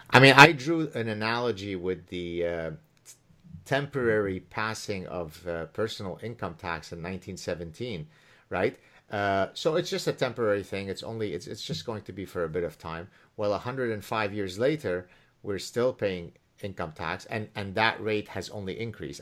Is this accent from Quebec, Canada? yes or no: yes; Montreal, Quebec, Canada; also born or lived in Lebanon; I came to Canada from Lebanon as an eleven-year-old child in nineteen seventy-five